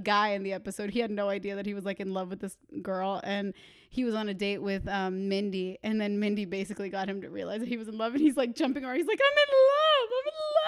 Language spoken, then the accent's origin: English; Boston, Massachusetts, United States; I'm from Boston